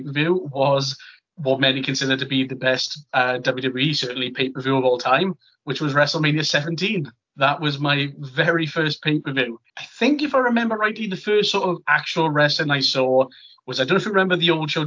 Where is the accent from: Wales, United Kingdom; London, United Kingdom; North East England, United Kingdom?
Wales, United Kingdom; Merthyr Tydfil; I'm from Merthyr Tydfil